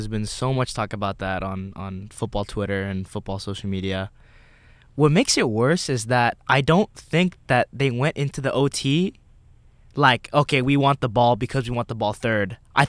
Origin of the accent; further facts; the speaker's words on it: Bay Area, California, United States; I'm from the Bay Area. Got to stick to my roots.